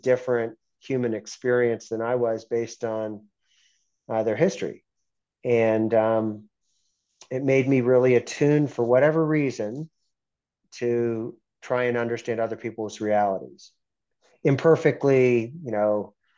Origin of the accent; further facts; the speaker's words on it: Pittsburgh, Pennsylvania, United States; moved away; also born or lived in Abu Dhabi; I grew up in Pittsburgh, really nice Midwestern city